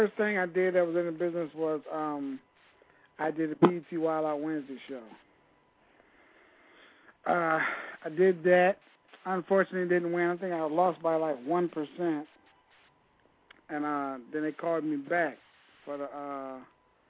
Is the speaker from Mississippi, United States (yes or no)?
no; Toledo, Ohio, United States; I'm from Toledo, Ohio.